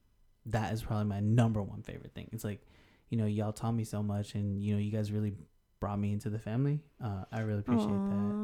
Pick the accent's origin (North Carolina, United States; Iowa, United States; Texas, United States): Texas, United States; also born or lived in Colorado / California / India; before I was born in Colorado, lived in Cali, moved to India, then moved to Texas.